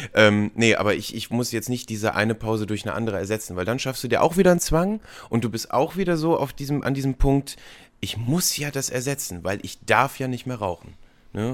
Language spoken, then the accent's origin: German; Ratingen, North Rhine-Westphalia, Germany; now in Düsseldorf, Germany; Also ich habe einen Freundeskreis in Ratingen, wo ich aufgewachsen bin und hier in Düsseldorf, wo ich jetzt wohne und arbeite